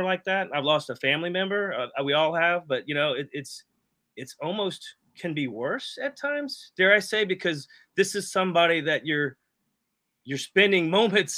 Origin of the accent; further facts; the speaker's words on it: Jacksonville, Florida, United States; I'm from Jacksonville